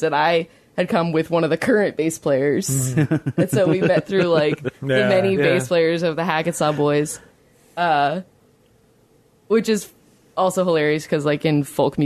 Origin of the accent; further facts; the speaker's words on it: Western Loudoun County, Virginia, United States; also born or lived in Charlottesville; now in Harpers Ferry, United States; I grew up in Western Loudoun County